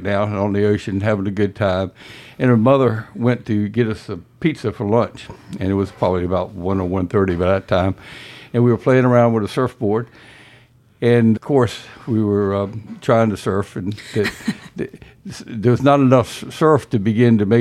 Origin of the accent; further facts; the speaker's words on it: Elizabeth City, North Carolina, United States; moved away as an adult; now in Outer Banks, United States; I grew up in Elizabeth City and came often to visit during the summers when I was in high school